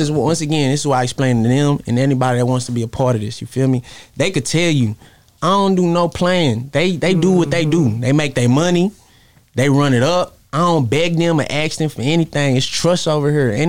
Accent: Brooklyn, New York, United States; I was born in Brooklyn, grew up on Rockefeller.

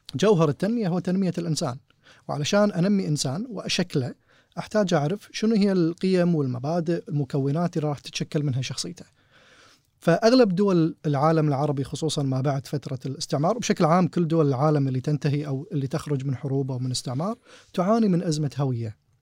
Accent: Kuwait; احنا كويتيين

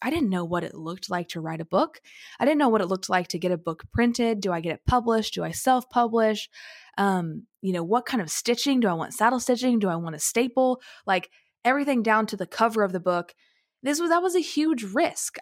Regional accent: small town in Southern Illinois, United States; I went to college thirty minutes away from my hometown

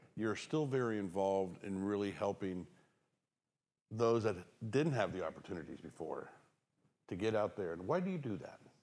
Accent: Florida, United States; moved away; I'm from Florida

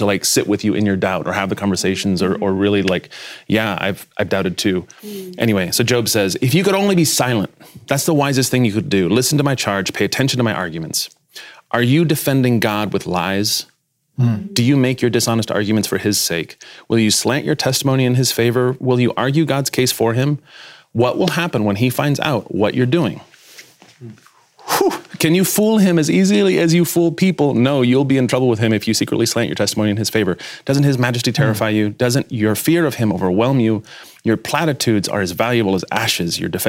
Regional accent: Spain; I'm a, not just a pastor's kid, I'm a missionary's kid. {S1} Okay. {S4} So I grew up mostly in Spain.

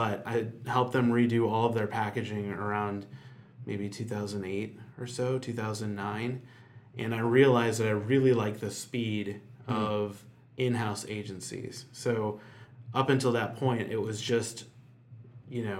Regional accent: Chicago, Illinois, United States; moved away as an adult; now in Nashville, United States; I'm from Chicago originally

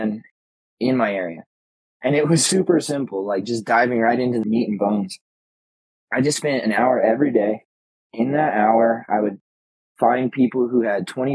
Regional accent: Colorado Springs, Colorado, United States; we use the term native in Colorado Springs, Colorado

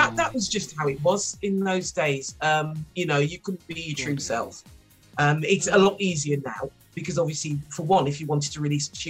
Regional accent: Wolverhampton, West Midlands, United Kingdom; I'm not from London. I'm from a place called Wolverhampton. It's only because I went to a convent grammar school that I haven't got a broad Wol

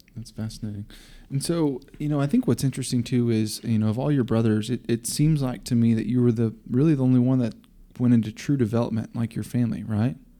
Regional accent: Coppell, Texas, United States; I grew up in Cop Hill

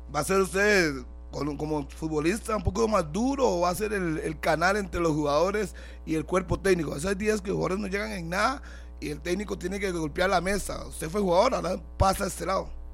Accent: Costa Rica; todos somos costarricenses

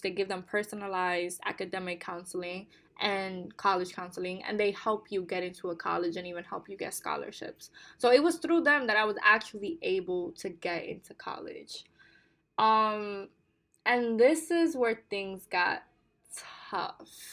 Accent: New York City, New York, United States; English is a second language; also born or lived in Bonao, Dominican Republic; Growing up in the Bronx, in one of the most disenfranchised, marginalized boroughs in New York City

